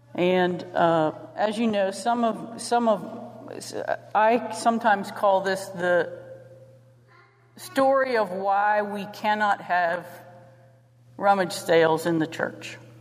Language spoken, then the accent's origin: English; St. Clairsville, Ohio, United States; I was from St. Clairsville.